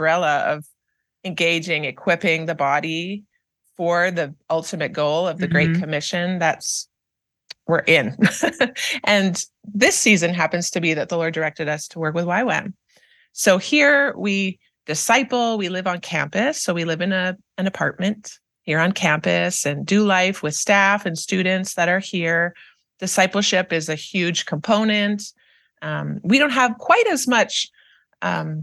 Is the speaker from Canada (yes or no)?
yes; Canada; moved away as an adult; now in Kansas City, United States; we are originally from Canada. We came to Kansas City to work as missionaries